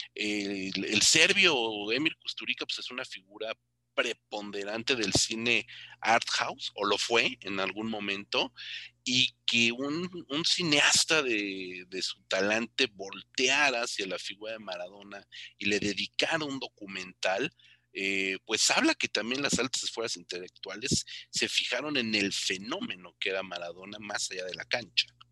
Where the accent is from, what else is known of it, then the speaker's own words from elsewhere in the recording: Mexico; como mexicanos